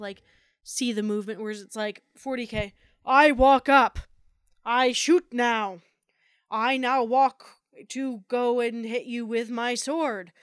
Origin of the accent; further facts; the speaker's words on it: New Jersey, United States; moved away; growing up in New Jersey